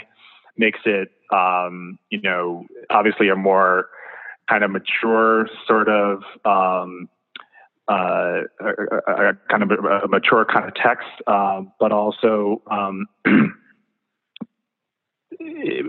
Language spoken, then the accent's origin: English; Kenya; growing up in Kenya